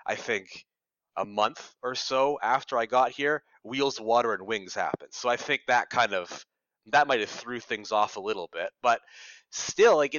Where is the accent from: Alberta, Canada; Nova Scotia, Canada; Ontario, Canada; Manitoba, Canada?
Ontario, Canada; Ottawa; moved away as an adult; also born or lived in Toronto; I came from Ottawa, the big city, and I've lived in Ottawa my whole life. I grew up there, but I was born in Toronto